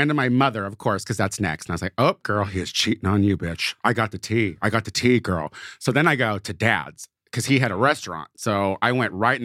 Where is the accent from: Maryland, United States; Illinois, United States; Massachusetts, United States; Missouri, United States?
Illinois, United States; Clinton; moved away; I grew up in central Illinois in a town called Clinton, like the president